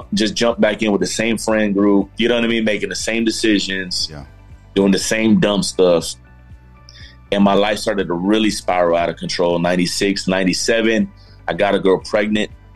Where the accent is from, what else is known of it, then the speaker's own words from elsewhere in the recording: Miami, Florida, United States; moved away; also born or lived in Georgia; myself, grew up in South Florida. I grew up in Miami, Florida